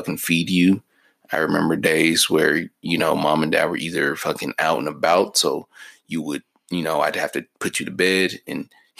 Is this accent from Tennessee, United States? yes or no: yes; Memphis, Tennessee, United States; moved away; also born or lived in Clearfield, Utah / Ogden, Utah; But in 2002, we moved from Memphis, Tennessee, a place we'd only known our whole life, to Utah, fucking Ogden, Utah. Actually, we moved to Clearfield, Utah first, and then Ogden, Utah.